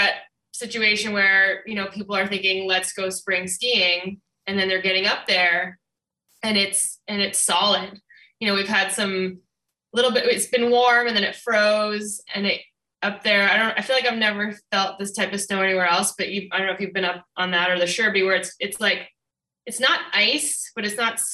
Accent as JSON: {"language": "English", "region": "Southern Vermont", "country": "United States", "tie": "born or raised there", "also_born_or_lived": "Oakland, California", "moved": "as an adult", "lives_now": "Jackson, New Hampshire, United States", "said": "I grew up in Southern Vermont"}